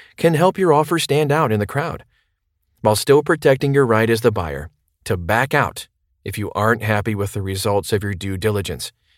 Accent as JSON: {"language": "English", "town": "Boise", "region": "Idaho", "country": "United States", "tie": "born or raised there", "said": "I grew up in Boise back when it was still a sleepy community of mostly farmers"}